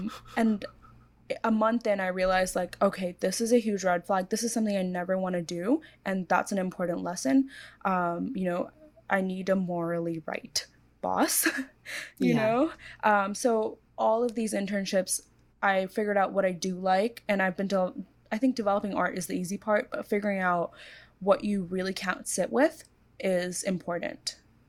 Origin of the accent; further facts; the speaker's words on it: Hong Kong; also born or lived in India / Korea / United States; So I was born in India, but I grew up in Korea for a few years and then mostly Hong Kong.